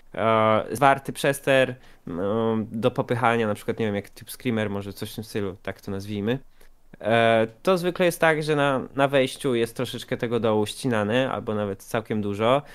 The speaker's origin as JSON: {"language": "Polish", "country": "Poland", "said": "jestem faktycznie z Polski"}